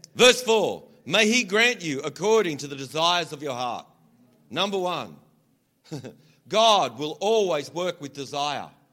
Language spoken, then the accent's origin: English; Australia; accent: Australian; I have to kind of change my accent a little bit, otherwise, you don't understand me. So it's funny, I have to sort of slide into this other thing. You, should hear me when I'm like really Australian.